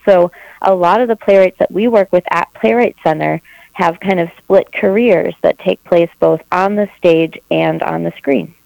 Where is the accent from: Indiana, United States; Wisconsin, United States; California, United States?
Wisconsin, United States; Eau Claire; now in Minneapolis, United States; I grew up in Eau Claire, Wisconsin